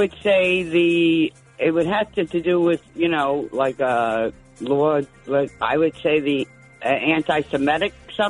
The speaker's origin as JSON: {"language": "English", "town": "New York City", "region": "New York", "country": "United States", "moved": "yes", "lives_now": "Rhode Island, United States", "said": "But I'm originally from the Bronx, Bernie's neck of the woods."}